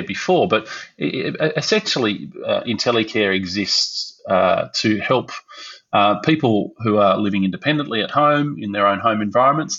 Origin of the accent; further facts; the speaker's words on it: Melbourne, Victoria, Australia; also born or lived in Brisbane; as a kid growing up in Melbourne